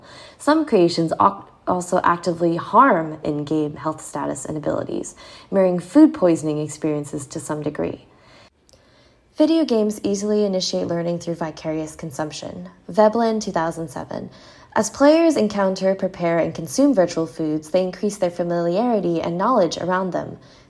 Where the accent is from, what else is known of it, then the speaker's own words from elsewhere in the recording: Germany; I don't get all of them because I am from Germany